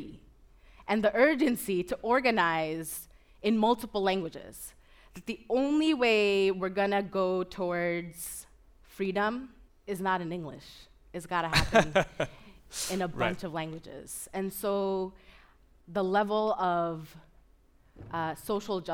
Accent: New York City, New York, United States; I was born and raised in Kensington. And it's in southern Brooklyn

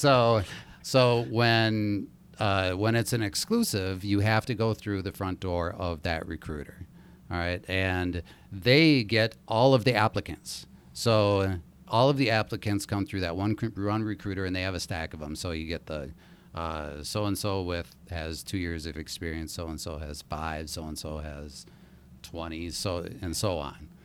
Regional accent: Minneapolis, Minnesota, United States; I grew up in Minneapolis

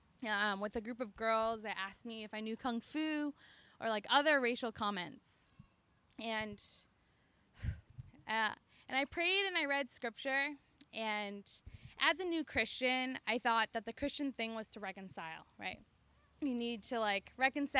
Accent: Middletown, Connecticut, United States; moved away as an adult; now in New Haven, United States; I grew up in Middletown, Connecticut

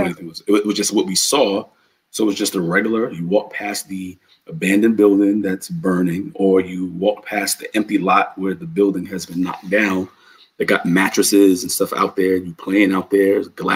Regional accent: New York City, New York, United States; also born or lived in Bronx; growing up in New York City, in Harlem, I lived in Harlem.

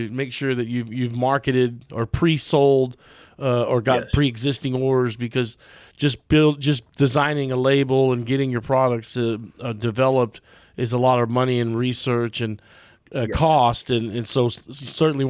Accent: Texas, United States; also born or lived in Longmont, Colorado; I was raised in Texas, but I was born in Longmont.

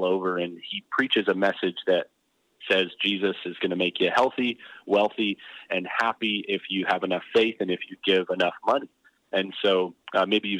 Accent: Vancouver, British Columbia, Canada; moved away as an adult; also born or lived in Orlando / Surrey / Richmond; now in Gilbert, United States; I was born in Orlando, but my parents moved to Vancouver when I was barely about to be 2 years old

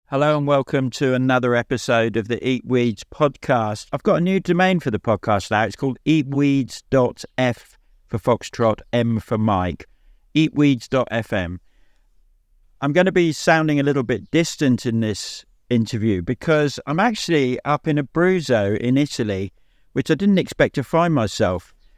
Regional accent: England, United Kingdom; also born or lived in Devon; I'm from England, so I live in England. I live in Devon.

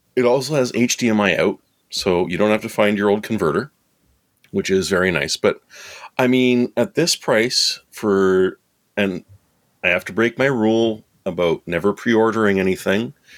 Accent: Canada; I'm Canadian

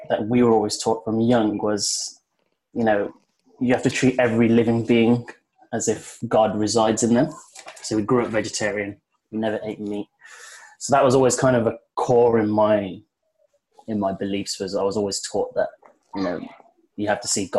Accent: Birmingham, West Midlands, United Kingdom; So I grew up in Birmingham in the UK

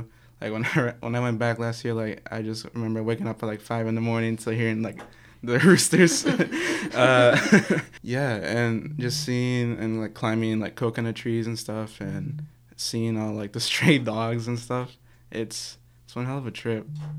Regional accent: Marin, California, United States; So I'm from Marin or Centerfell, but my whole family's from El Salvador

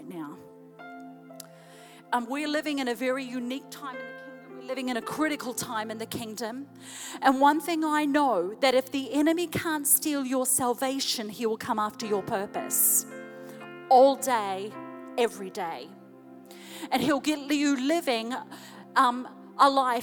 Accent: New Zealand; moved away as an adult; now in Chattanooga, United States; my husband and I, we're from New Zealand

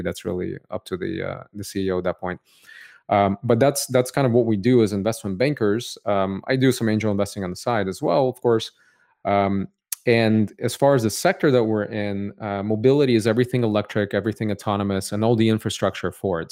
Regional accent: Cupertino, California, United States; also born or lived in Odessa, Ukraine / San Francisco; I grew up in Cupertino, California

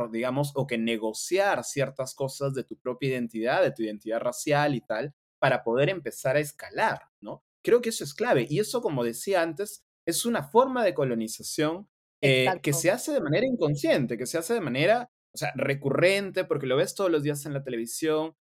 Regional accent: Sullana, Piura, Peru; accent: Piuran; yo siendo de Sullana mantuviese mi dejo, un mi dejo piurano.

